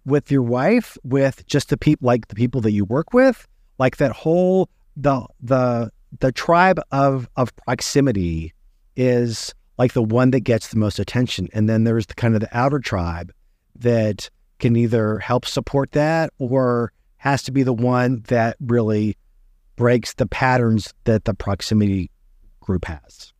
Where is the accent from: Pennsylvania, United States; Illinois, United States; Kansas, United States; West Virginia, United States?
West Virginia, United States; I grew up in West Virginia